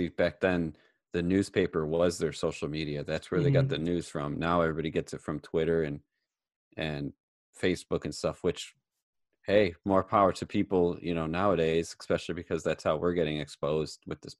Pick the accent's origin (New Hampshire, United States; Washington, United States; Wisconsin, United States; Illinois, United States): Illinois, United States; Chicago; I grew up in the Chicago area.